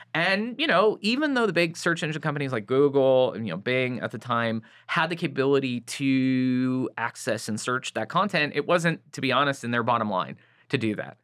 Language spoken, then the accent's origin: English; Santa Clarita, California, United States; I grew up in Santa Clarita, about an hour north of L